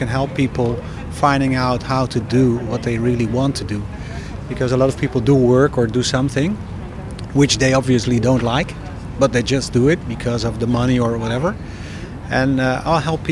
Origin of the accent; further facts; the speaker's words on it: Netherlands; English is a second language; I come from the Netherlands